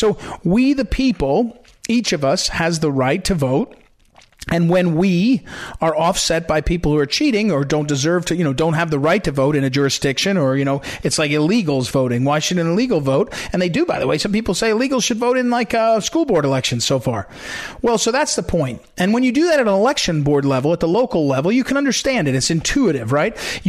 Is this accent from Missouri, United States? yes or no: yes; Missouri, United States; my home state of Missouri.